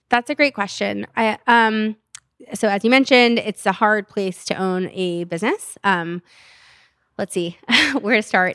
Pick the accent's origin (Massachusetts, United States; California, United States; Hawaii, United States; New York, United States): California, United States; Stockton; I'm from Stockton.